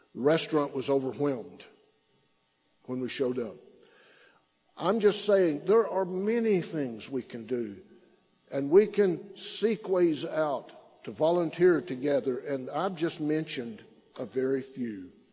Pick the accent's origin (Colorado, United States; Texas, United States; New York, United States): Texas, United States; Silverton; now in Belton, United States; I grew up in the Texas Panhandle. My hometown is a name, little town named Silverton